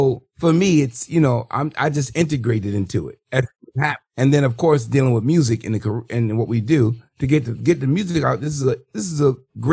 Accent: Baltimore, Maryland, United States; I'm from East Baltimore

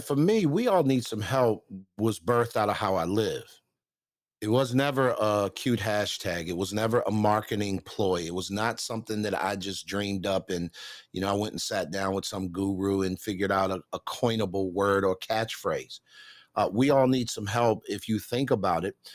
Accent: Baltimore, Maryland, United States; I grew up in South Baltimore, uh, single parent home.

